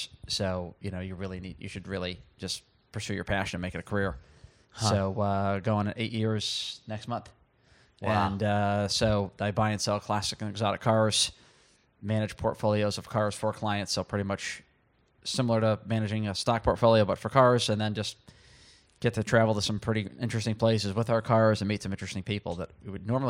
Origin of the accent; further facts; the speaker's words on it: Connecticut, United States; tell them I'm from Connecticut, born and raised in Connecticut.